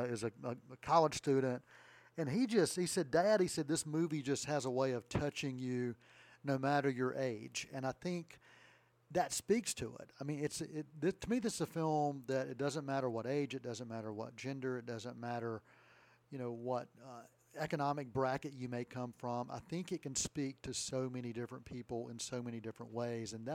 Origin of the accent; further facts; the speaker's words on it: Ayden, North Carolina, United States; moved away as an adult; also born or lived in Goldsboro, North Carolina; now in Boiling Springs, United States; I grew up in Aden, North Carolina